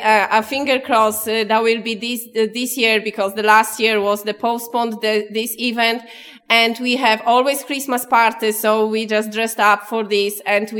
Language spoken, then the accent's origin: English; Poland; now in Clonmel, Ireland; I'm from Poland.